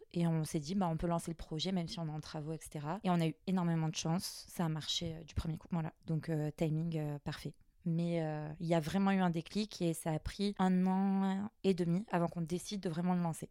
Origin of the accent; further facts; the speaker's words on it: Mayotte; moved away; also born or lived in Guadeloupe; je suis de Mayotte